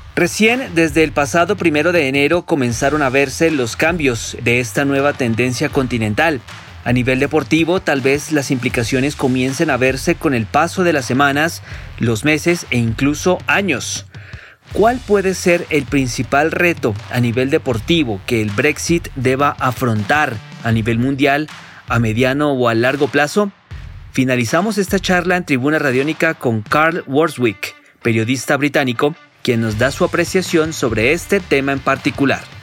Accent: Colombia; radicado hace ya algún tiempo en nuestro país

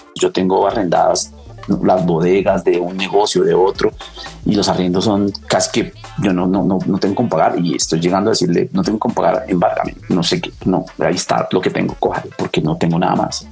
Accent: Turmequé, Boyacá, Colombia; moved away; de mi pueblo, de Enturmeque

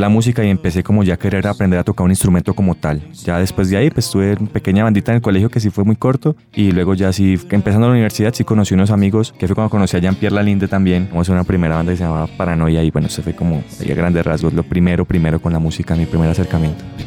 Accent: Buenaventura, Valle del Cauca, Colombia; also born or lived in Cali; Yo vengo de la ciudad de Buenaventura

